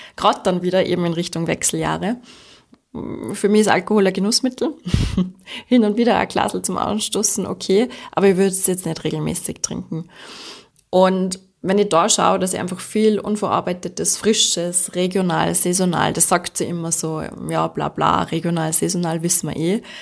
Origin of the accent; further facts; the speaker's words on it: Austria; bei uns in Österreich